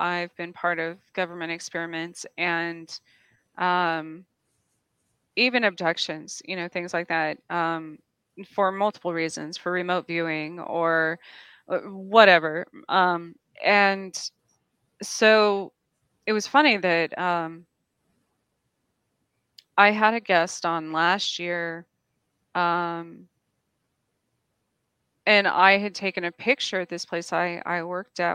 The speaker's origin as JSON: {"language": "English", "town": "Roswell", "region": "New Mexico", "country": "United States", "tie": "born or raised there", "said": "I was born in Roswell and I grew up in the mountains and stuff in New Mexico"}